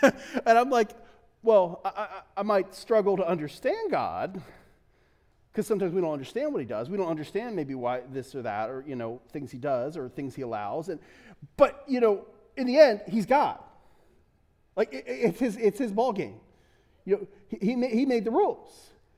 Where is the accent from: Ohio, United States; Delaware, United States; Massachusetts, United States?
Delaware, United States; now in Los Angeles, United States; I'm from Delaware